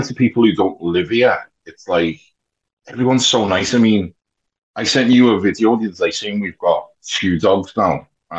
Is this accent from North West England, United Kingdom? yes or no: yes; Liverpool, North West England, United Kingdom; moved away as an adult; now in Nova Scotia, Canada; I'm from Liverpool and people from Liverpool, the salt of the air. We are.